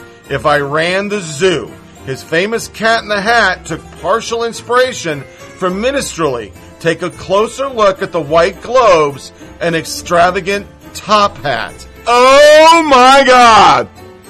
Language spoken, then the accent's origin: English; Dayton, Ohio, United States; now in Canada; Canada is still not very much like the culture I grew up with in Dayton, Ohio in the 50s.